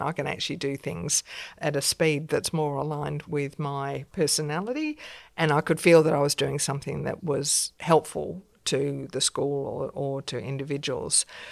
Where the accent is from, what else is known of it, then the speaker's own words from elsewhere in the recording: Australia; also born or lived in London, United Kingdom; being an Australian in England